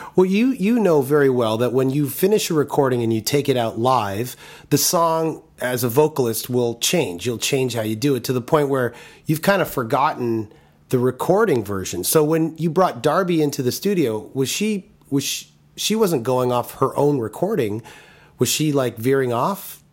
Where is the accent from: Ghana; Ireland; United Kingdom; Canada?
Canada; Toronto, Ontario; moved away as an adult; growing up in Toronto